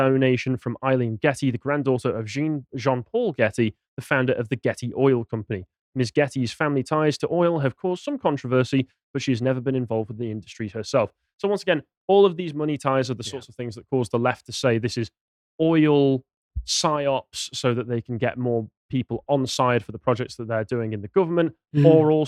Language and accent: English; United Kingdom; We're British